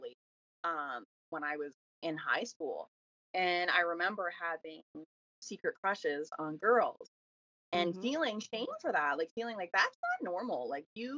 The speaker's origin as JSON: {"language": "English", "town": "Miramichi", "region": "New Brunswick", "country": "Canada", "tie": "born or raised there", "said": "I am from Miramichi, New Brunswick"}